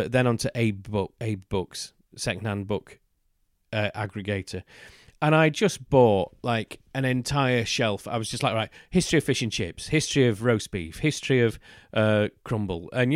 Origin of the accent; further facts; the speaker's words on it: United Kingdom; as a British person